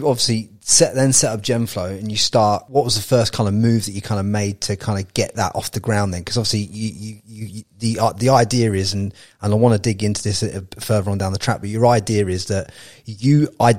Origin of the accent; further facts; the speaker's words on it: Peterborough, East of England, United Kingdom; I'm from Peterborough, mate.